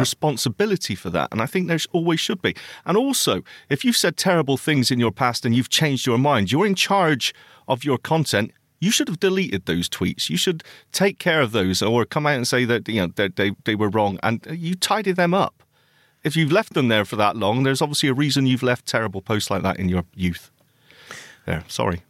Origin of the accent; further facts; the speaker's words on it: Bristol, South West England, United Kingdom; Bristol Braille, which is my hometown, by the way, my place of birth